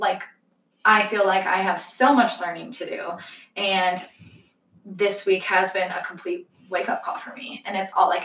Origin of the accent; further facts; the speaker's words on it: Parker, Colorado, United States; we grew up in Parker, Colorado